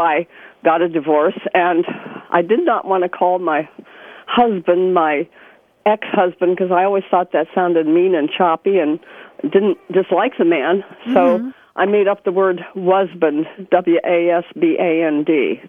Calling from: Arcata, California, United States; I'm calling from Arcata, California.

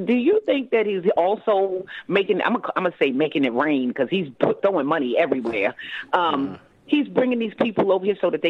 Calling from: Baltimore, Maryland, United States; I'm doing good. I'm from Baltimore, Maryland.

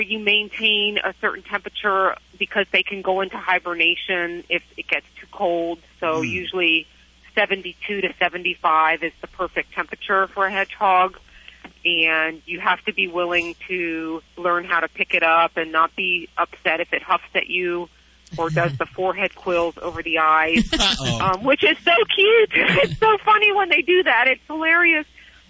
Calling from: McLean, Virginia, United States; Fine. I'm calling from Virginia.

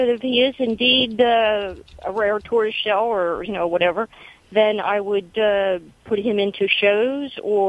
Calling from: Pennsylvania, United States; Yes. About 15 miles west of Reading, actually.

